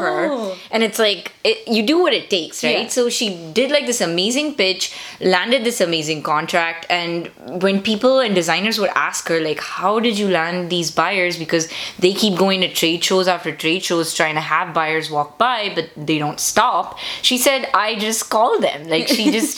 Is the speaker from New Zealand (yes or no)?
no; India; now in United States; being Indian